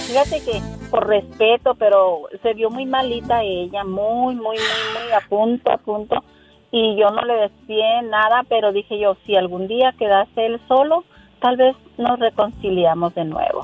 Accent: Corerepe, Sinaloa, Mexico; now in Fontana, United States; Yo nací, en, un pueblito en Sinaloa.

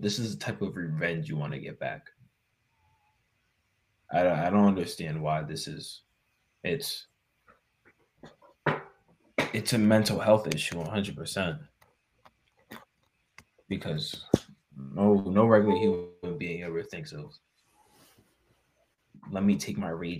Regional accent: United States

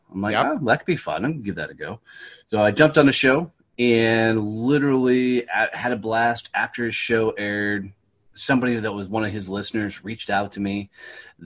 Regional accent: Fort Worth, Texas, United States; Fort Worth, Texas, my hometown

